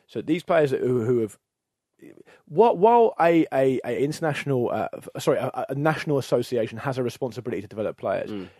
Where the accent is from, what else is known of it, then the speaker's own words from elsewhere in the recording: England, United Kingdom; as an Englishman